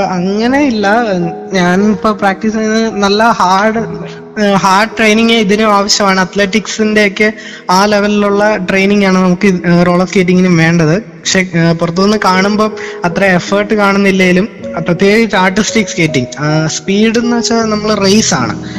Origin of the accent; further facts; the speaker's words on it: Pathanamthitta, Kerala, India; also born or lived in Aluva; എന്നെ ഒരു ഇവിടെ ഒരു പത്തനംതിട്ടയിലെ ഒരു അക്കാഡമിയിലേക്ക് കൊണ്ട് ചേർക്കുകയായിരുന്നു